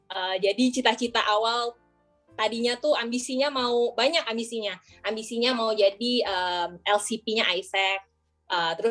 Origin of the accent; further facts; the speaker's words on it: Bandung, West Java, Indonesia; moved away as an adult; now in Depok, Indonesia; pertama gue masuk sebagai anak daerah ya gue dari Bandung sampai ke Depok Raya nggak kenal siapa-siapa dong ya